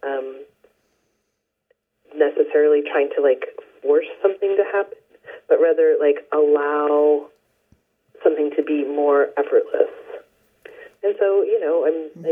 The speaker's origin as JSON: {"language": "English", "region": "Ohio", "country": "United States", "tie": "born or raised there", "moved": "yes", "lives_now": "Northern California, United States", "said": "I was born in Ohio"}